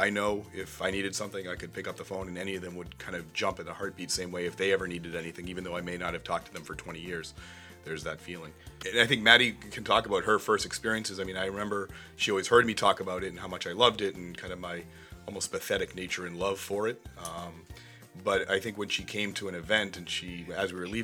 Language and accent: English; Marblehead, Massachusetts, United States; I grew up in Marblehead